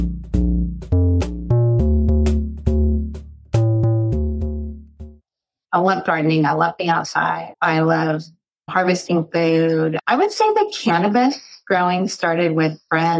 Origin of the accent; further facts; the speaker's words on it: California, United States; also born or lived in Arkansas; I was born in Arkansas, but raised Californian